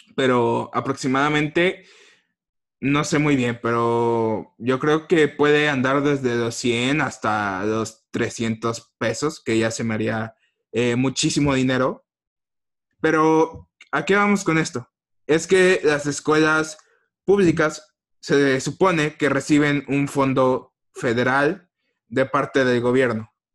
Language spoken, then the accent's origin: Spanish; Mexico; nosotros como mexicanos